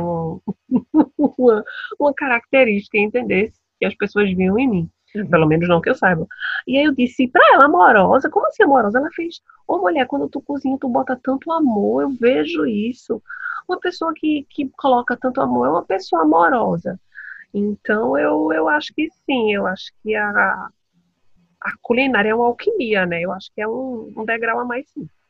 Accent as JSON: {"language": "Portuguese", "country": "Brazil", "moved": "yes", "said": "eu estou em outro país, né? Então a nossa comida e a gente é sempre reconhecido pelas pessoas que quando sabem que a gente é do Brasil"}